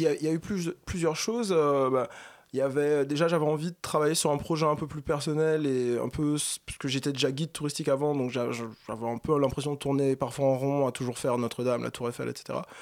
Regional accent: Martinique; now in Paris, France; moi je suis martiniquais, mais ça fait plusieurs années que, que je vis à Paris

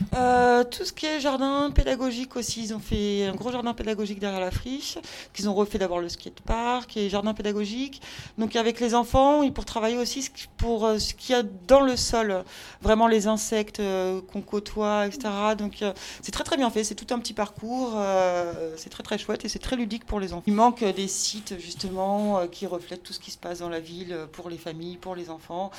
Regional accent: Brittany, France; now in Marseille, France; je suis bretonne à la base

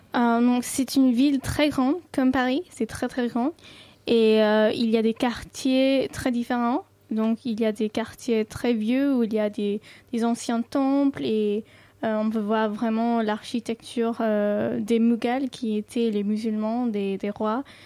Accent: New Delhi, Delhi, India; first language Sindhi; French is a second language; à New Delhi en moins, tout le monde parle hindi. Mais ma langue maternelle, c'est Sindhi.

